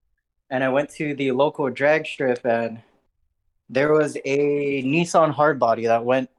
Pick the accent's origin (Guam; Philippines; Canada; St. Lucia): Guam; moved away as an adult; now in California, United States; I come from Guam.